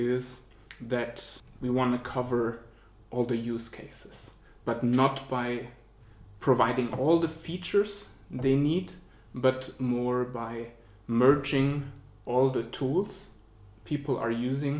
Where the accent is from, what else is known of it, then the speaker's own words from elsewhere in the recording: Germany; moved away as an adult; also born or lived in Zurich, Switzerland; now in Switzerland; I came originally from Germany, but came to Switzerland roughly 10 years ago. Started studying banking and finance here in Zurich.